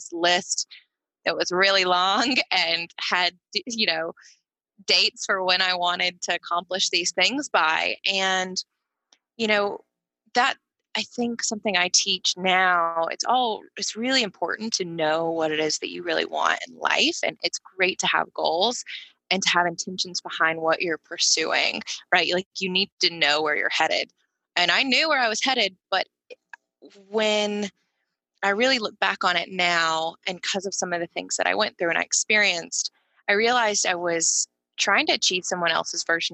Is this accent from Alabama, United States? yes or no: yes; Tuscaloosa, Alabama, United States; I grew up in Alabama in Tuscaloosa